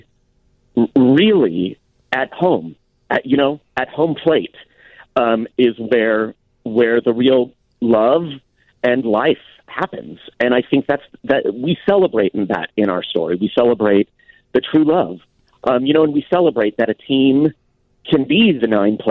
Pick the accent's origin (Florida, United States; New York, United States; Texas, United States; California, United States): California, United States; San Diego; I'm from San Diego. That's my home base